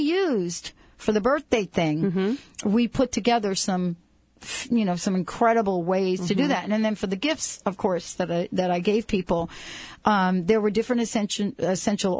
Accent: East Coast, United States; moved away as an adult; where I grew up on the East Coast.

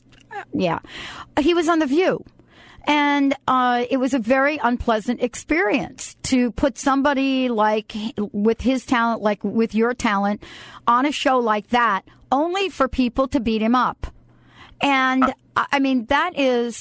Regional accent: New Jersey, United States; I'm from Central Jersey. Actually, I've lived in just about every part of Jersey because I work for the phone company

